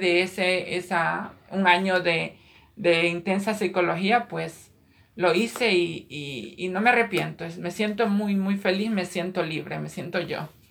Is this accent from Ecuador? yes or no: yes; Ecuador; moved away as an adult; now in Queens, New York, United States; nací en, Ecuador, Sudamérica. Emigré a este país hace aproximadamente 20 años.